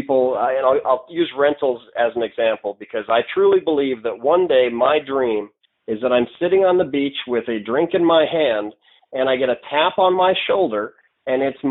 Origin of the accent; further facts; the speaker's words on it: North Dakota, United States; I'm from North Dakota, where okay. We're about as conservative as it gets